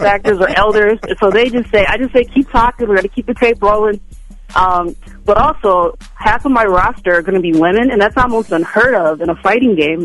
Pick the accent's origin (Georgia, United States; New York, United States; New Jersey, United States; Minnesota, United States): Minnesota, United States; Minnesota is my hometown